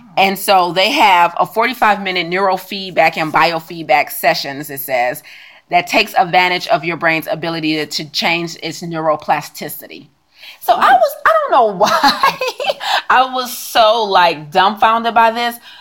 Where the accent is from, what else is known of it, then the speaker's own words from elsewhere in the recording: United States; also born or lived in China; I'm American.